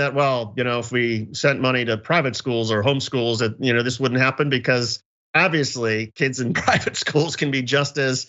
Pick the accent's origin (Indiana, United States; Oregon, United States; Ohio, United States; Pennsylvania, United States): Indiana, United States; moved away; I'm originally from Indiana, so I've got a certain sort of my heart is with people from the Midwest.